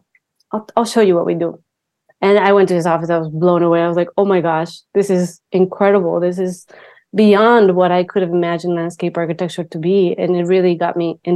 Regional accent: Mexico; moved away; growing up in Mexico, it was extremely, you know, macho culture

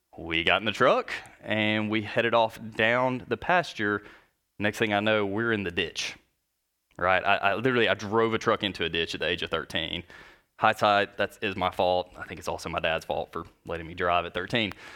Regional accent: North Alabama, United States; I grew up in North Alabama

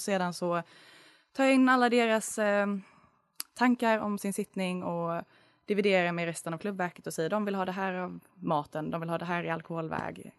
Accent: Lund, Skåne, Sweden; moved away as an adult; now in Uppsala, Sweden; jag är från Lund

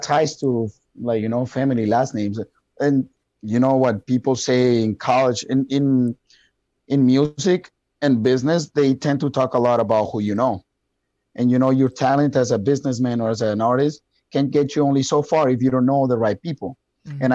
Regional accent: Colombia; English is a second language; now in Wisconsin, United States; I have a very thick accent and I'm from Colombia

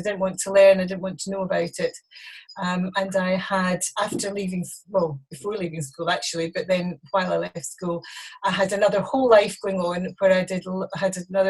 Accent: Glasgow, Scotland, United Kingdom; moved away as an adult; also born or lived in Oban / Edinburgh; now in Colchester, United Kingdom; Well, I was born in Glasgow. I was there. My dad was a minister in the Free Church of Scotland, Presbyterian Church, and we were there for some time.

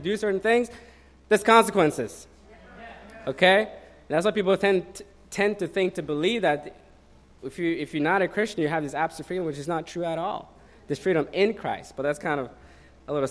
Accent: Oslo, Norway; moved away; I'm from Norway.

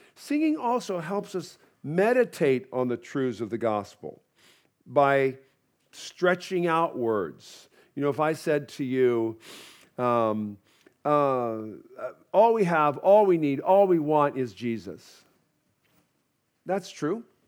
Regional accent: United States; I'm an American

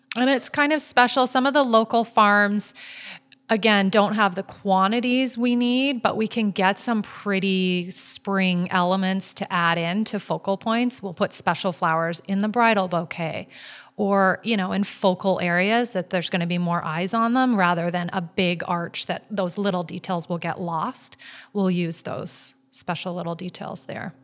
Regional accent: Vancouver, British Columbia, Canada; now in Maui, United States; I'm from Vancouver, where I'm used to all the little boutique shops

